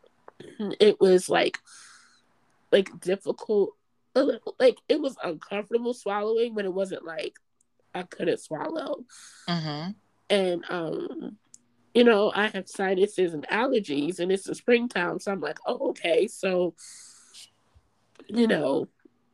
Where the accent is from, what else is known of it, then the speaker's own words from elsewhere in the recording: North New Jersey, United States; also born or lived in New York; now in Baltimore, United States; I am originally from North New Jersey.